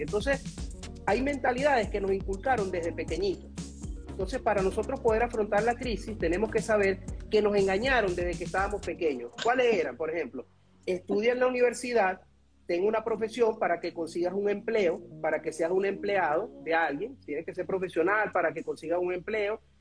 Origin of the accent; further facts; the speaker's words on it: Venezuela; yo soy venezolano